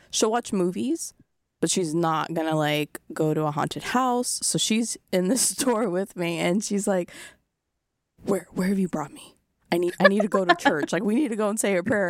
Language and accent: English; Rhode Island, United States; I grew up in Rhode Island